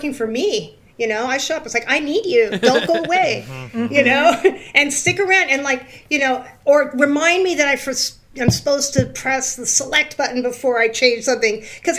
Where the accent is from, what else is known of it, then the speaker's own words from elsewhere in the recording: California, United States; also born or lived in New York; now in Valley Cottage, New York, United States; I grew up in California